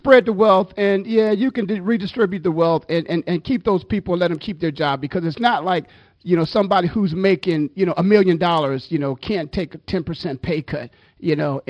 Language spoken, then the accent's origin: English; Canton, Ohio, United States; I'm born and raised in Canton, Ohio, Pro Football Hall of Fame.